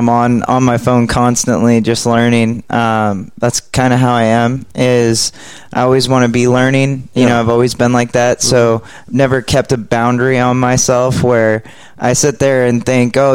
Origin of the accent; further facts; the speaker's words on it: Oregon, United States; moved away as an adult; now in Texas, United States; I'm from Oregon